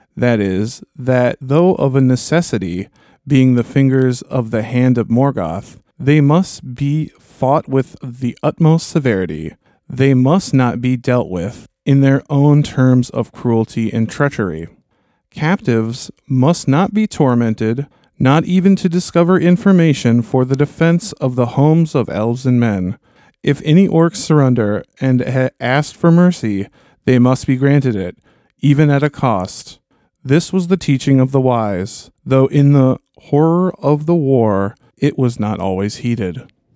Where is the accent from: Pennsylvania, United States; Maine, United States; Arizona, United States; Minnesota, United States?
Minnesota, United States; Minneapolis–Saint Paul; We're from the, we're from the Twin Cities